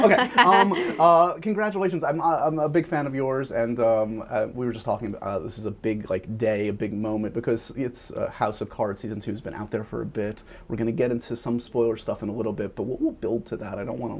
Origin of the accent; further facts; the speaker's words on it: New York, United States; born there; again, I was born in New York, and I grew up with Regis